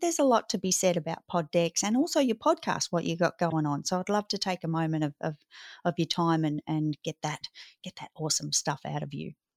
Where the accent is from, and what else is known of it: Australia